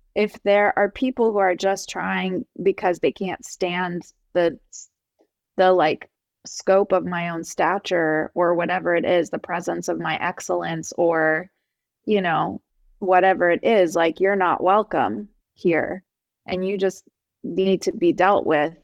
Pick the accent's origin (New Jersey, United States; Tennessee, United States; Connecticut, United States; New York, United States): New Jersey, United States; I'm from New Jersey, I don't know if it's because I'm Persian